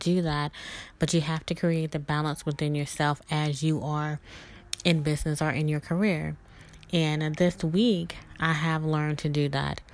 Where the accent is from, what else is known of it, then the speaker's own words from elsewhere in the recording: the South, United States; Growing up in the South and being a Southern belle, I always was raised to be very polite